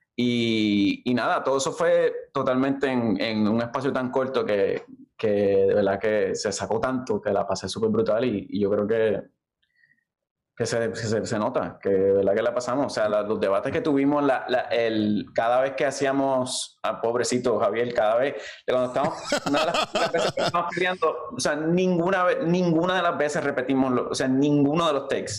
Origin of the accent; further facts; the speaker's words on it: Levittown, Toa Baja, Puerto Rico; moved away; also born or lived in Valparaíso, Toa Baja; yo me crié en Levittown, al lado de la pista.